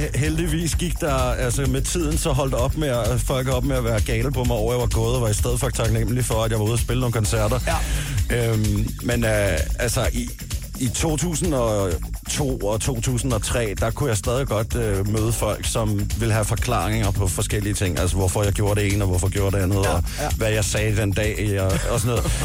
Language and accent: Danish; Kagerup, Capital Region of Denmark, Denmark; derhjemme i Kagerup